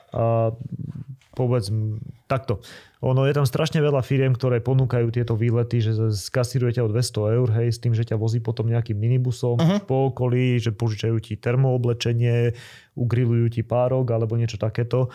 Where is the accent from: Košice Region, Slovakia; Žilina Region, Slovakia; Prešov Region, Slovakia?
Žilina Region, Slovakia; Liptovský Mikuláš; moved away as an adult; also born or lived in Norway / Bratislava; ja som v tom vyrastal proste, u nás v Mikulaši